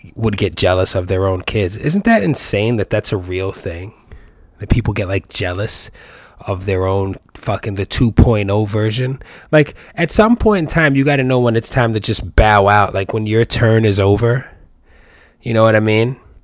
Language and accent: English; New York City, New York, United States; I'm from the Bronx